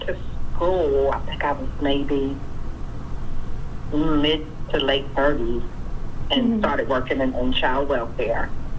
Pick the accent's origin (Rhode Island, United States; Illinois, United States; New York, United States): New York, United States; also born or lived in Pitt County, North Carolina; now in Greenville, United States; And so when we were about, when I was about 15 months old or 18 months, something like that, my parents moved to New York